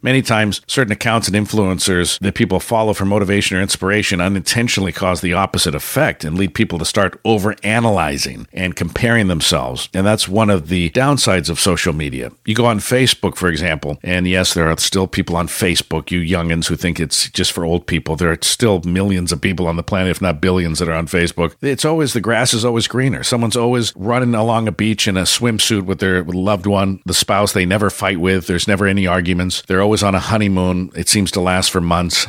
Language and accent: English; San Francisco, California, United States; I grew up in San Francisco.